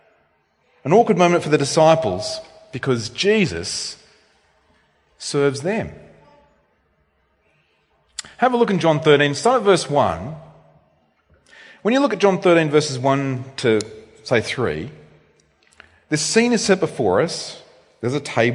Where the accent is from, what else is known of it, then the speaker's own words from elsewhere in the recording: Australia; I'm an Australian male.